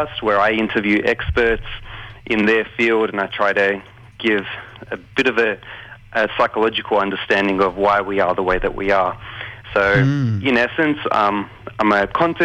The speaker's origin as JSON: {"language": "English", "country": "Australia", "tie": "born or raised there", "said": "I was born here in Australia, grew up under their tutelage"}